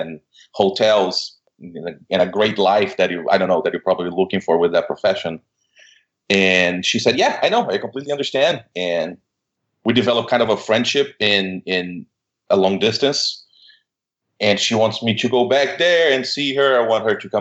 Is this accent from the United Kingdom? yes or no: no; Brazil; moved away as an adult; now in United States; I'm originally from Brazil. I came here to study